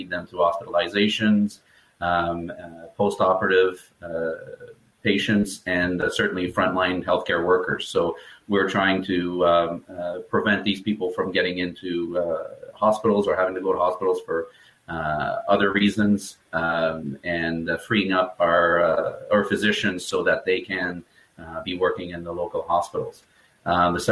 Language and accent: English; Canada; also born or lived in Ottawa, Ontario; I'm a Canadian physiotherapist. We're just outside of Ottawa, Ontario, so way north from you guys.